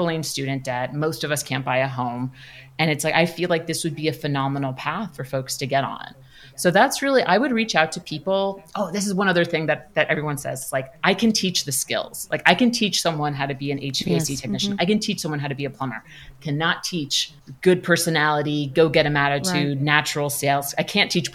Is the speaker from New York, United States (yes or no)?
yes; New York City, New York, United States; now in Los Angeles, United States; I'm from Queens, New York, which is New York City.